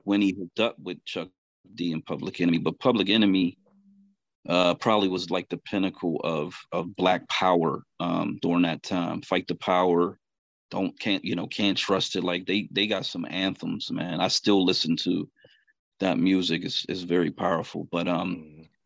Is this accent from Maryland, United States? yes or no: no; Pittsburgh, Pennsylvania, United States; right in western Pennsylvania. Um, born and raised, grew up here